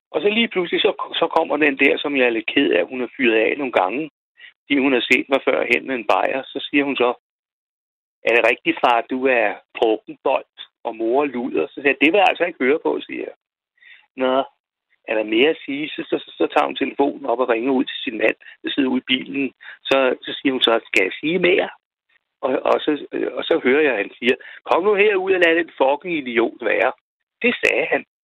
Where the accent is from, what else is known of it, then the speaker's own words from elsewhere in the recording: Roskilde, Zealand, Denmark; Jeg er fra Roskilde.